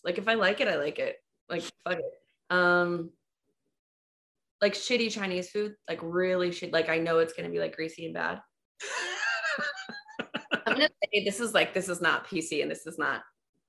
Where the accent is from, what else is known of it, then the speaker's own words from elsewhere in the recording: Germany; Gummy bears. Like, no question. I was raised on them in Germany.